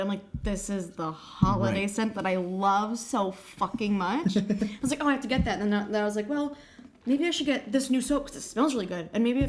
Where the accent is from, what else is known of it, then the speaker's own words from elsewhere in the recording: California, United States; I'm from California